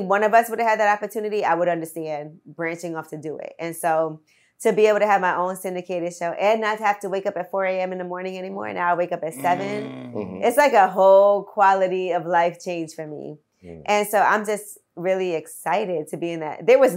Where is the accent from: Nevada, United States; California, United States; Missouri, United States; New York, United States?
New York, United States; New York City; I'm from Brooklyn, I still live there